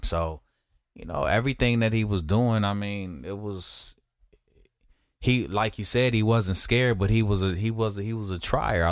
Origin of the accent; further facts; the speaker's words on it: West Coast, United States; I'm from the West Coast